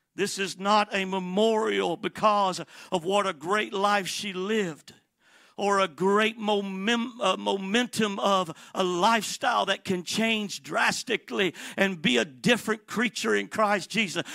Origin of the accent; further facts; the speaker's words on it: Atlanta, Georgia, United States; also born or lived in Miami, Florida / San Bernardino, California; I am from Atlanta, Georgia